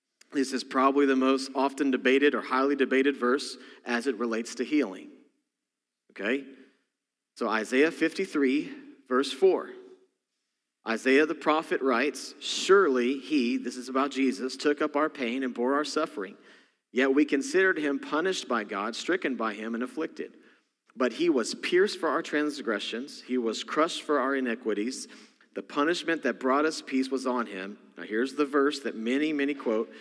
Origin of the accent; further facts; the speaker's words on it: Texas, United States; accent: Texas; moved away; my Texas accent, because I'm from Texas originally, comes out